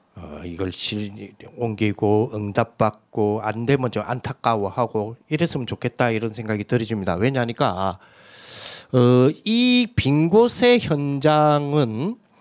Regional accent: South Korea; 저는 신성동 산의 182번지 출신이에요

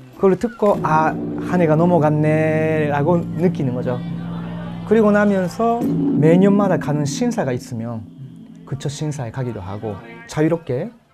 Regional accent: Osaka, Japan; Korean is a second language; moved away; 제가 그 원래 고향이 오사카인데

